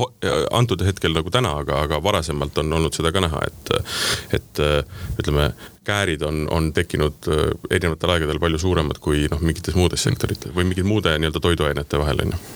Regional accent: Tartu, Tartu County, Estonia; me oleme sama kandi mehed, mina olen Tartust pärit

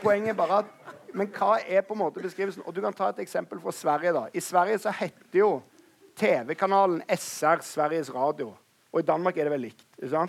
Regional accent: Stavanger, Rogaland, Norway; I Stavanger, der jeg kommer fra

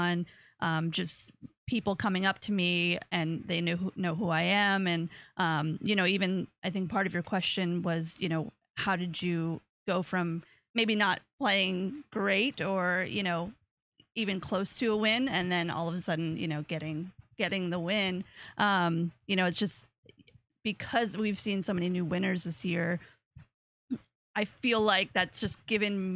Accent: New York, United States; I'm from New York

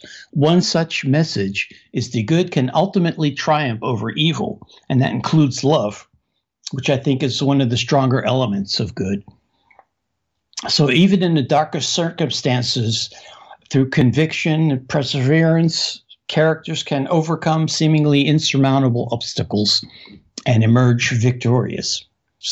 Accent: Pittsburgh, Pennsylvania, United States; also born or lived in Casablanca, Morocco; I was born in Casablanca, Morocco, and brought back to the U.S. as a five-year-old. And I grew up in Pittsburgh, Pennsylvania

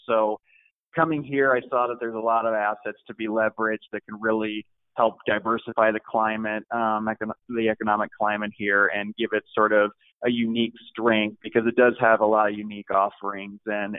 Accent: California, United States; also born or lived in Midwest, United States; now in Klamath Falls, United States; I am from Southern California. I'm from the Midwest, and I'm from Klamath, so I'm kind of a child of three areas.

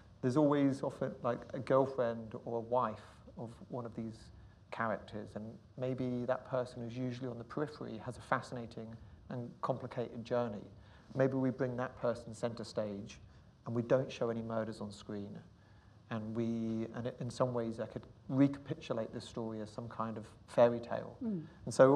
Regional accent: Jersey; when I was growing up on Jersey in the 80s

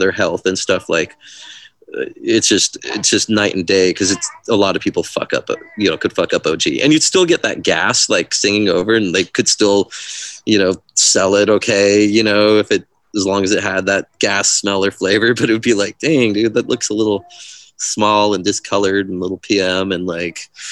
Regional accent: Santa Cruz, California, United States; being California, Northern California based, growing up in Santa Cruz Hills

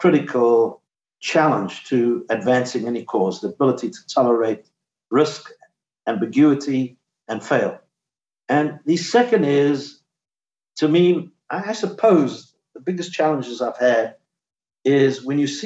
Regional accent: South Africa; now in United States; I grew up in South Africa

